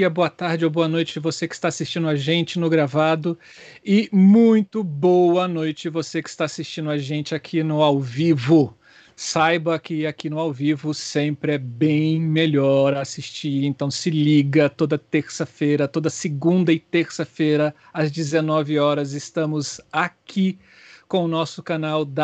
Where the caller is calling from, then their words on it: Brasília, Federal District, Brazil; Falo aqui de Brasília e sou um iluminador apaixonado por luz e cor.